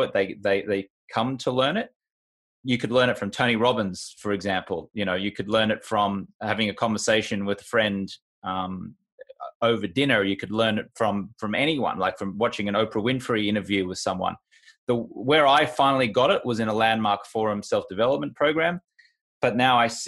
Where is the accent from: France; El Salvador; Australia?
Australia; moved away as an adult; also born or lived in United Kingdom; now in United States; I grew up in Australia. And then when I moved to the UK and then later on to the US